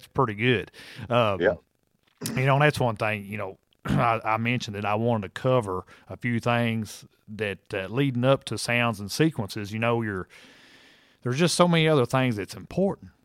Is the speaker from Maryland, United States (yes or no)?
no; Kentucky, United States; Here in my home state of Kentucky